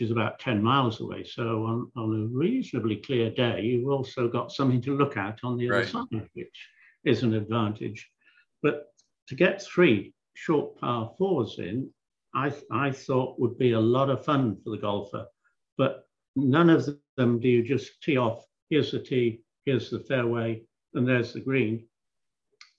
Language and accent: English; England, United Kingdom; Growing up in England and playing on the European tour